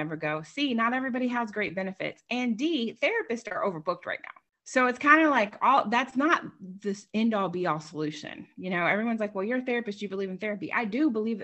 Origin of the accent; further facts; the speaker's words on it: Long Island, New York, United States; now in Wilmington, United States; I grew up in Long Island, New York.